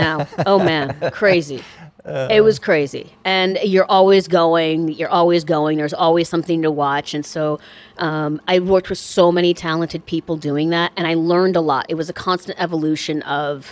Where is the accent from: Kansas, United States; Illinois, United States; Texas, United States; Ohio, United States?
Illinois, United States; Chicago; moved away as an adult; also born or lived in Iowa; now in Los Angeles, United States; I grew up in Chicago.